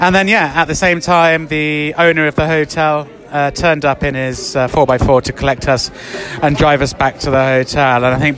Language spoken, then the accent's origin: English; England, United Kingdom; you're Ecuadorian, I'm English, so we're quite obviously not from around here.